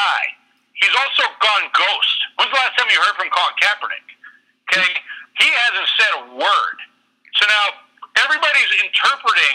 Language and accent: English; Massachusetts, United States; we grew up in Massachusetts